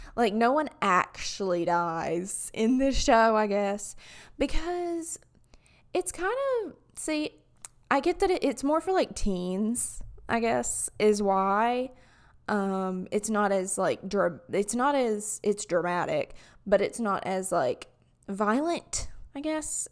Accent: Alabama, United States; accent: southern; from an Alabamian's perspective

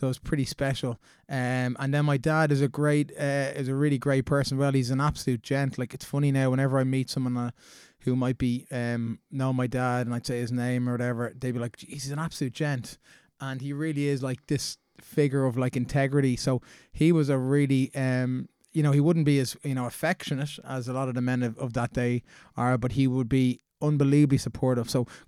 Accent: Dundrum, Leinster, Ireland; Yeah, so I came from a really loving household. We grew up in Dundrum there.

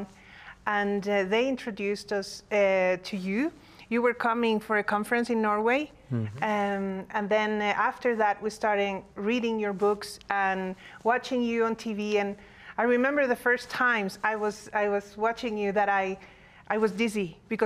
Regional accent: Honduras; now in United States; I was born in Honduras, but my father is an American citizen.

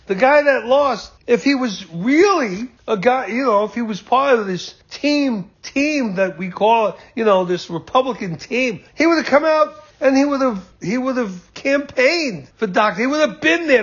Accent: United States; I'm an American through and through. This is my country

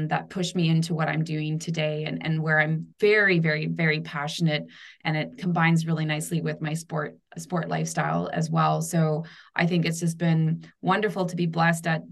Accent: Vancouver Island, near Victoria, BC, British Columbia, Canada; accent: Canadian; I grew up on the west coast of Canada in the beautiful, beautiful island of Vancouver Island, nice. Where I'm close to Victoria, BC

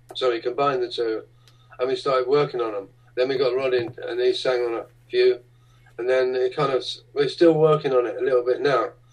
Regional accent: London, United Kingdom; when I was a little boy uh, growing up in the East End of London

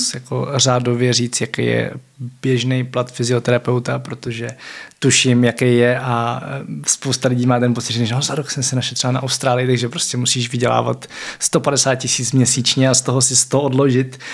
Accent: Czechia; my tady jako Češi

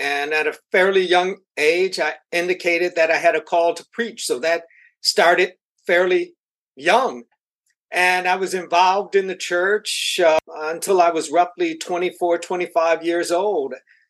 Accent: Buffalo, New York, United States; born there; also born or lived in Boston / Minneapolis; now in Houston, United States; Well, I was born in Buffalo, New York. Moved from Buffalo to New York City, from New York City to Boston, Boston to Minneapolis, Minneapolis to Houston.

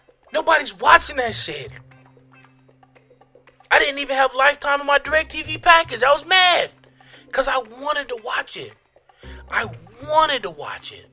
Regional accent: United States; I'm American

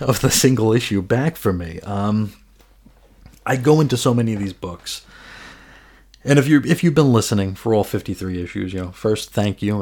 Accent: New York, United States; I'm from New York

